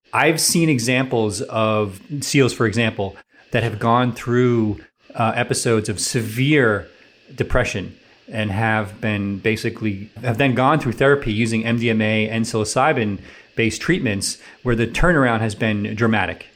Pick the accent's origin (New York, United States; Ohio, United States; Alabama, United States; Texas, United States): New York, United States; New York City; moved away; I'm from New York City area originally